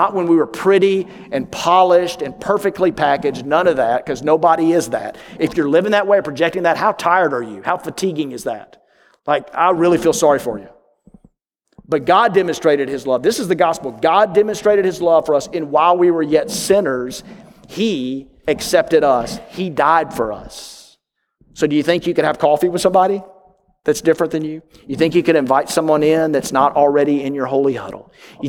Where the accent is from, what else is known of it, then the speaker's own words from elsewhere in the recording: New York, United States; But back in my home state of New York, when people invite you over, it means it's an audition.